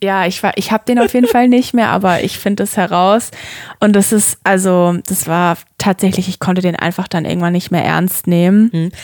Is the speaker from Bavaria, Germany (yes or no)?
yes; Würzburg area, Bavaria, Germany; ich komme ja auch aus der Umgebung Würzburg